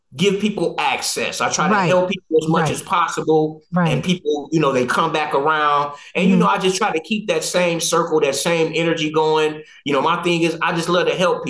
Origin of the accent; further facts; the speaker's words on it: Chicago, Illinois, United States; moved away; also born or lived in Detroit, Michigan; I'm from Chicago, Illinois, born and bred, but we moved to Detroit in 85